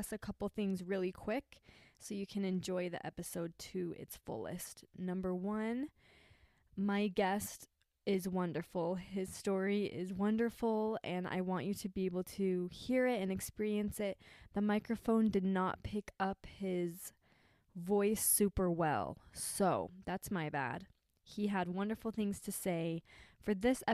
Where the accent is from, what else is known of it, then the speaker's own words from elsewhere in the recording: St. George, Utah, United States; moved away as an adult; now in Kentucky, United States; we're in St. George right now, and where I grew up